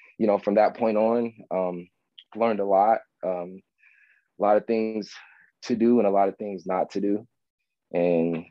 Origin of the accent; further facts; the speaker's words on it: Palmdale, California, United States; I'm from Palmdale, California